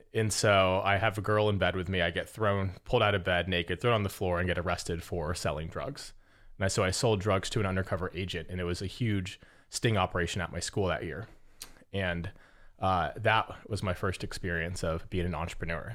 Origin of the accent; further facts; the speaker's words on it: Las Vegas, Nevada, United States; moved away; I was born and raised in Vegas